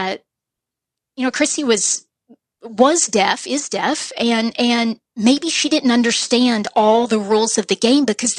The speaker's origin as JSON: {"language": "English", "region": "Southern Missouri", "country": "United States", "said": "I'm from Southern Missouri, and very few people are from Southern Missouri"}